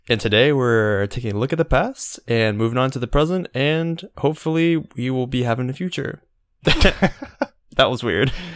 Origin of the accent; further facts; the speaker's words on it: Georgia coast, United States; I'm from the Georgia coast, we get thunderstorms all the time